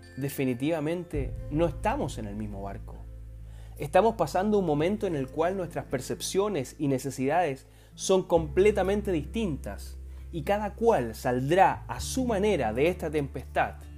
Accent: Chile; nosotros como chilenos

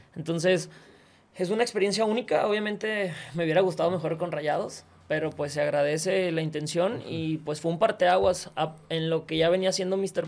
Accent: Monterrey, Nuevo León, Mexico; soy regio

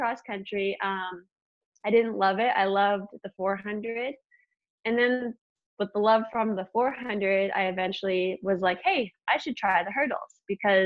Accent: Medicine Hat, Alberta, Canada; I'm from Medicine Hat

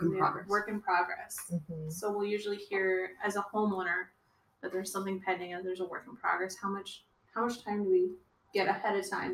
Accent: Texas, United States; I'm from Texas. Nobody do that.

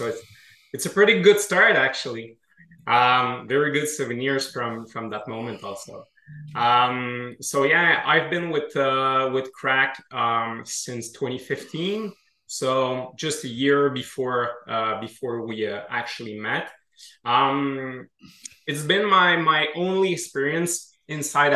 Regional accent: Quebec City, Quebec, Canada; accent: French Canadian; from what you can hear in my accent, we're from the French part of Canada

